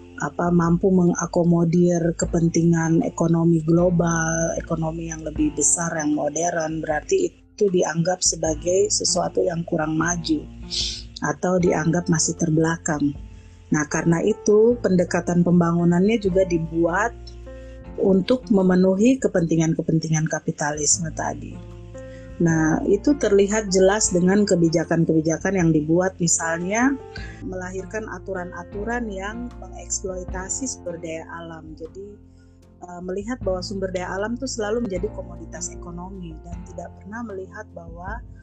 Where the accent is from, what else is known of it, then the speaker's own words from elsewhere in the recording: Papua, Indonesia; moved away as an adult; also born or lived in Yogyakarta; sebagai orang Papua